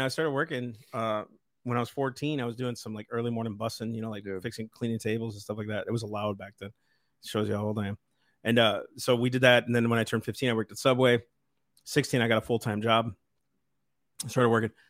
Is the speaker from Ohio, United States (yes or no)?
no; Sleepy Eye, Minnesota, United States; I grew up in Sleepy Eye, I, uh, North Sleepy Eye represented